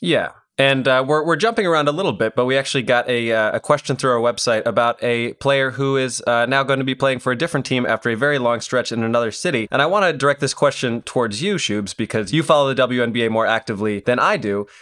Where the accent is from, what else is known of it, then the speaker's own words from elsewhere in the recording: Aurora, Illinois, United States; Naperville, which is not far from where I grew up in Aurora. It's like a, a suburb of Chicago